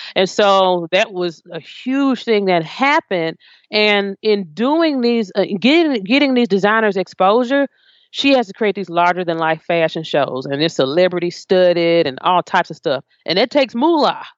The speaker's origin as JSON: {"language": "English", "town": "Memphis", "region": "Tennessee", "country": "United States", "tie": "born or raised there", "said": "I grew up in Memphis"}